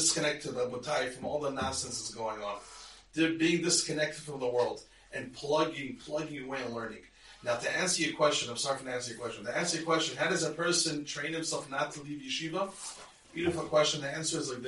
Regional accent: United States; I'm Israeli, I was born in America, but I'm a citizen

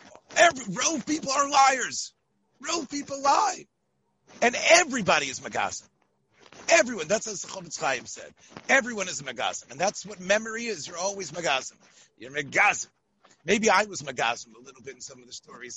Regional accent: Memphis, Tennessee, United States; I was growing up in Memphis

